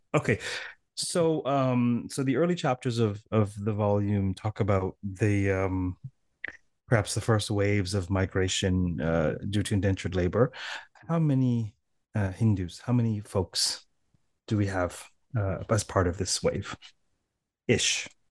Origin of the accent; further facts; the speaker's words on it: Toronto, Ontario, Canada; I'm from Toronto